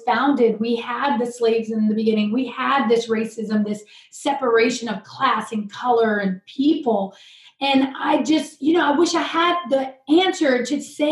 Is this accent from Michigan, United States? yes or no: no; Virginia, United States; But I did grow up in the South, and I grew up in Virginia.